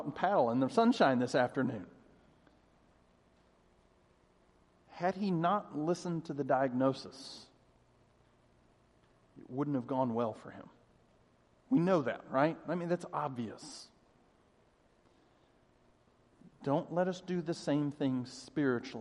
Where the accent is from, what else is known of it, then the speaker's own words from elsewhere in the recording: Denver, Colorado, United States; I grew up in Denver